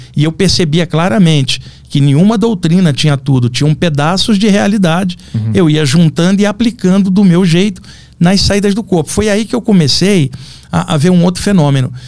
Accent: Rio de Janeiro, Brazil; lá no Rio de Janeiro, onde, onde eu nasci

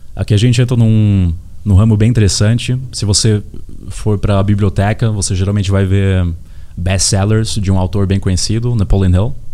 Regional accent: Hamburg, Germany; also born or lived in Osnabrück; now in Brazil; Eu, eu nasci aqui no Brasil, mas com seis anos fui para Hamburgo

